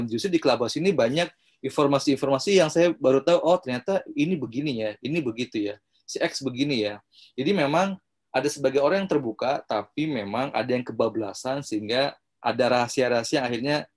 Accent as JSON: {"language": "Indonesian", "region": "West Java", "country": "Indonesia", "said": "saya sebagai warga Jawa Barat kepo dong kok Kang Ridwan ada di ruangan ini"}